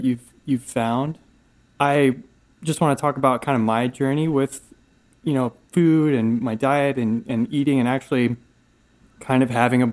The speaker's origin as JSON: {"language": "English", "town": "Asheville", "region": "North Carolina", "country": "United States", "said": "I'm from Asheville, North Carolina."}